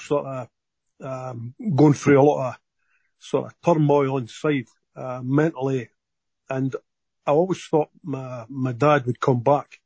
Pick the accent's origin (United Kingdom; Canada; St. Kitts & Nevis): United Kingdom; Dundee, Scotland; moved away as an adult; now in Australia; my younger days and growing up in Scotland